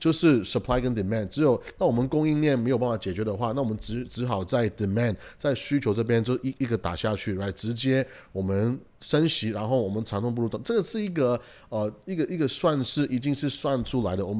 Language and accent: Chinese; United States; 又或者是说我们美国人呢，他没有一个创业的精神